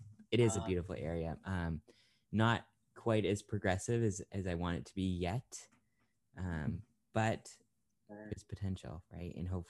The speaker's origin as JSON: {"language": "English", "town": "York", "region": "Maine", "country": "United States", "tie": "born or raised there", "said": "where I grew up in York."}